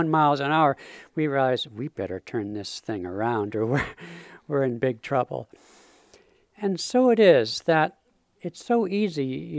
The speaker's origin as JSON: {"language": "English", "town": "Seattle", "region": "Washington", "country": "United States", "said": "I'm from the Emerald City of Seattle"}